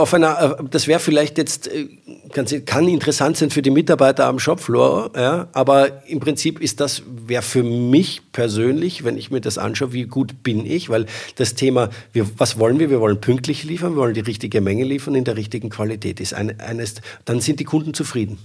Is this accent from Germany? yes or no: no; Austria; Ich bin ja Österreicher